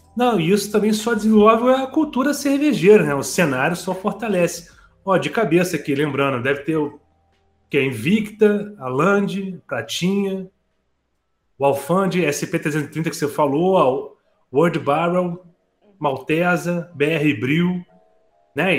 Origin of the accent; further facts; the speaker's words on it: Rio de Janeiro, Brazil; Eu, eu que sou do Rio de Janeiro